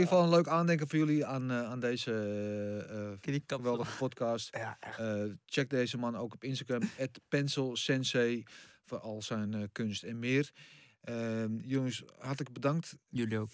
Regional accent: Netherlands; als Nederlanders zijnde

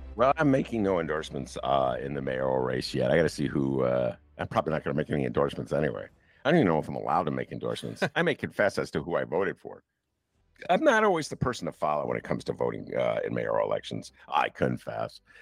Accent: Chicago, Illinois, United States; as Chicagoan

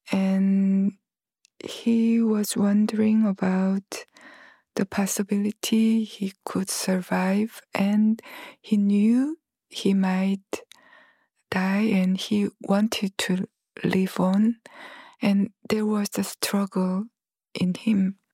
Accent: Gwangju, South Korea; Gwangju, which is my hometown

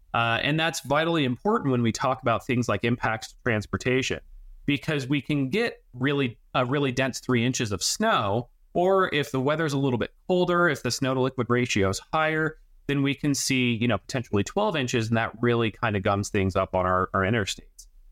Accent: Denver, Colorado, United States; moved away; I grew up on the Front Range of Denver, Colorado, and, and southeastern metro area

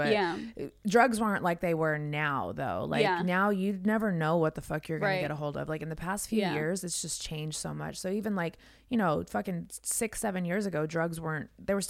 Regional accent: West Coast, United States; moved away; when I grew up on the West Coast

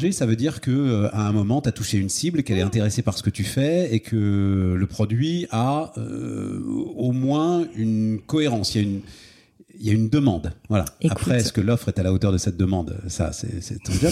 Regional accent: Paris, Île-de-France, France; moved away as an adult; also born or lived in Issy-les-Moulineaux; now in Hauts-de-Seine, France; suis né à Paris, moi, je suis parisien.

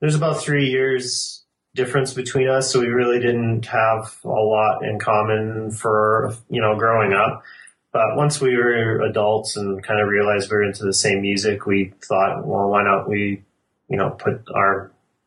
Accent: Calgary, Alberta, Canada; We're all from Calgary.

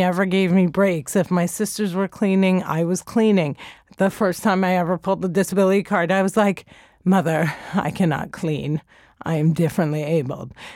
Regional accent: New Jersey, United States; I grew up in Jersey

